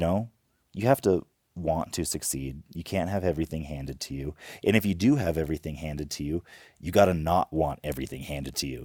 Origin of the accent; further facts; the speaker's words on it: Homer, Alaska, United States; We grew up in Homer, Alaska